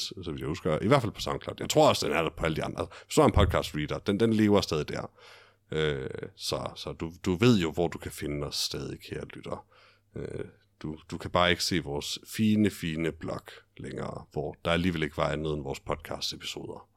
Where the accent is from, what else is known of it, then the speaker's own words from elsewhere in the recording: Denmark; jeg er en fjollet dansker